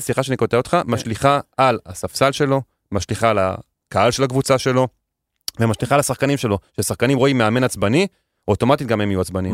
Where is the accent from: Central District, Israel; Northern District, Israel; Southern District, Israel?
Central District, Israel; Netanya; גדלתי בנתניה